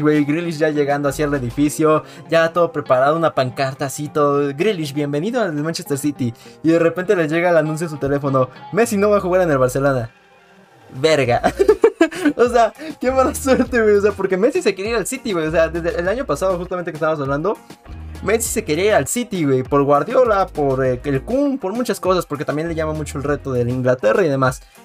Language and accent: Spanish; Mexico; siendo mexicano